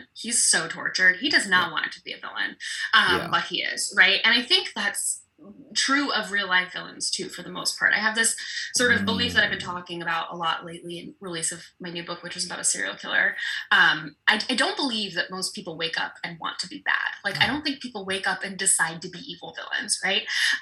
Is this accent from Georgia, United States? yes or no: no; Colorado, United States; I'm from Colorado, where that shooting took place